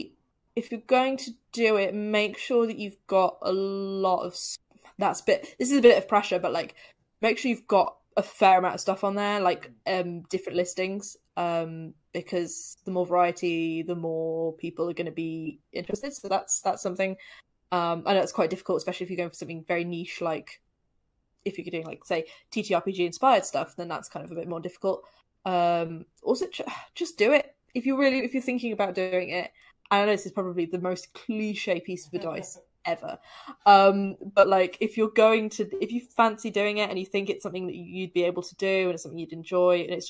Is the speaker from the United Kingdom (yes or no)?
yes; Telford, West Midlands, United Kingdom; now in Cheltenham, United Kingdom; Telford, which is actually where I'm originally from. I didn't realize there was a board game cafe in Telford until I moved away from Telford